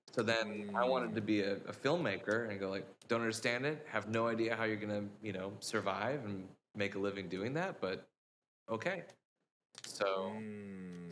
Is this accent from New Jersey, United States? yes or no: no; Vancouver, Washington, United States; I'm from Vancouver, Washington, which is not to be confused with Vancouver, British Columbia